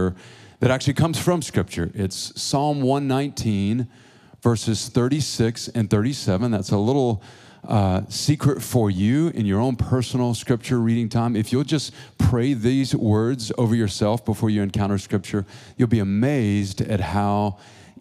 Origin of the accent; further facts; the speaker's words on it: Georgia, United States; also born or lived in Oklahoma; now in Tulsa, United States; I'm from Georgia, from the South, and currently in Oklahoma.